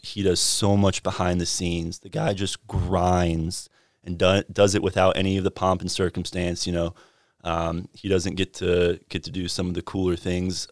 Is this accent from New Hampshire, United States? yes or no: no; Fuquay-Varina, North Carolina, United States; I'm from Fuquay Varina, just south of Raleigh